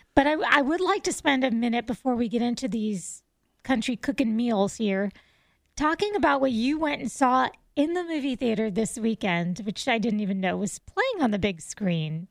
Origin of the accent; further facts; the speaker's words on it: South Florida, United States; I'm a city girl. I grew up in South Florida.